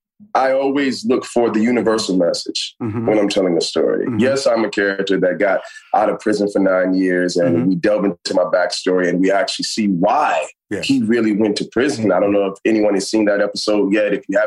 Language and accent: English; Miami, Florida, United States; now in Los Angeles, United States; I'm a kid that's from the South. I'm from Miami, Florida. I'm from the real Miami, man. I'm from Carroll City.